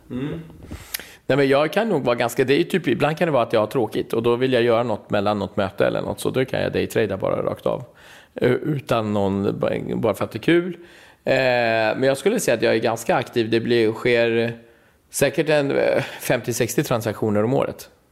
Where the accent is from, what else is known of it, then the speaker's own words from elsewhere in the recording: Stockholm, Stockholm County, Sweden; jag är från Husby och från orten